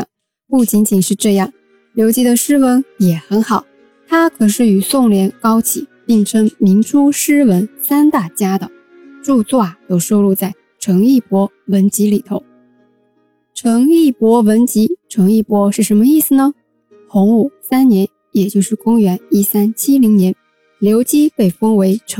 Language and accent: Chinese; Wenzhou, Zhejiang, China; 我们温州人呢都讲虚岁